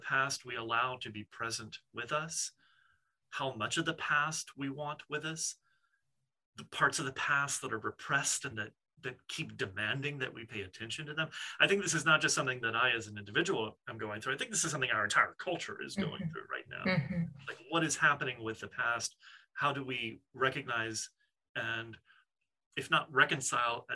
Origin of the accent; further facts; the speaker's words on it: New Orleans, Louisiana, United States; growing up in the Deep South and the sort of outskirts of New Orleans